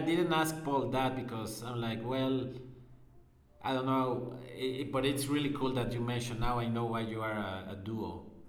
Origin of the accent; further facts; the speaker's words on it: Mexico; I'm from Mexico